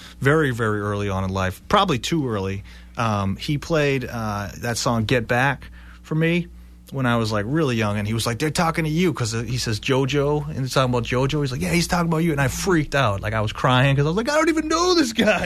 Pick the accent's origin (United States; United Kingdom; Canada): United States; Dedham, Massachusetts; also born or lived in Boston; I was born in Boston and mostly raised in Dedham.